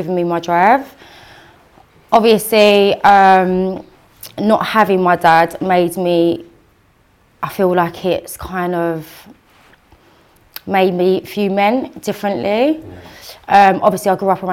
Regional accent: Dagenham, London, United Kingdom; born or raised there; also born or lived in Peckham, London / Basildon, Essex

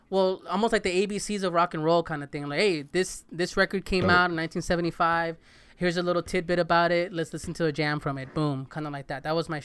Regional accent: California, United States; I grew up in Southern California listening to Power, and it's like DJ Henry.

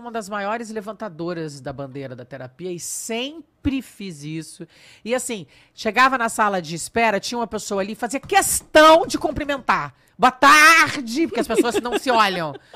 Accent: São Paulo, Brazil; accent: Brazilian; moved away as an adult; also born or lived in Rio de Janeiro, Brazil; now in Cascais, Portugal; Eu saí de São Paulo com 19 anos e me mudei para o Rio de Janeiro. Daí eu cheguei no Rio de Janeiro, pensei, pô, larguei minha família, todos os meus amigos, mudei de cidade

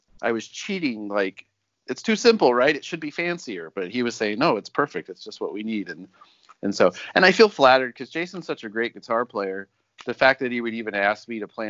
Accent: Riverside, California, United States; We grew up in Riverside, which is sort of in the middle of nowhere. It's an hour away from everything cool.

